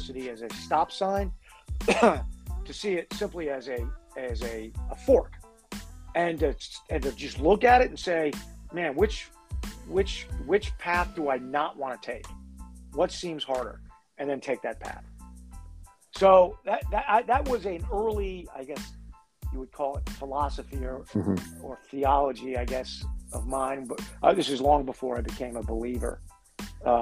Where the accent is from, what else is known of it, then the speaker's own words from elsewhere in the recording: Connecticut, United States; moved away as an adult; also born or lived in Boston; I'm from Connecticut, but I was in college in Boston.